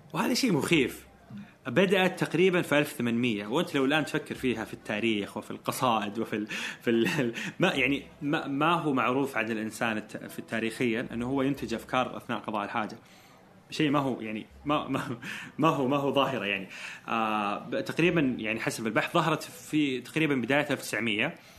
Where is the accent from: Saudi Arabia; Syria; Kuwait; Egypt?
Saudi Arabia; Eastern Province; moved away as an adult; now in Jeddah, Saudi Arabia; انتقلت من مدينتي كنت عايش مع اهلي وطلعت من بيتي ورحت جده كنت في الشرقيه